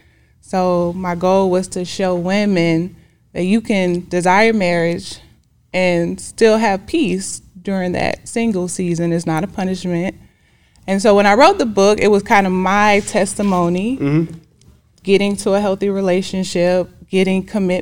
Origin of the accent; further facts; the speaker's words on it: Decatur, Georgia, United States; I mean, it's popping. No, I'm just kidding. It's greater in Decatur.